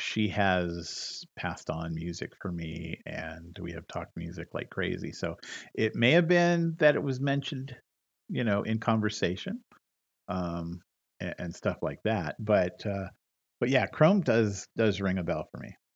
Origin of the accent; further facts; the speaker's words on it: Modesto, California, United States; my hometown of Modesto, mm. California